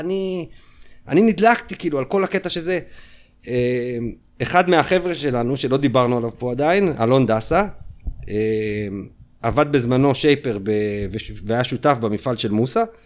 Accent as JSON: {"language": "Hebrew", "town": "Ramat HaSharon", "region": "Tel Aviv District", "country": "Israel", "tie": "born or raised there", "said": "אנחנו בתור הילדים מרמת השרון, היינו מבית ספר, בחטיבה"}